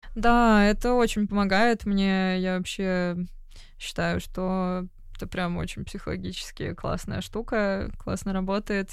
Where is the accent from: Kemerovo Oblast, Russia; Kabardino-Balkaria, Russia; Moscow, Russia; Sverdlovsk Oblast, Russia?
Moscow, Russia; moved away as an adult; now in London, United Kingdom; я родилась в Москве, я люблю Москву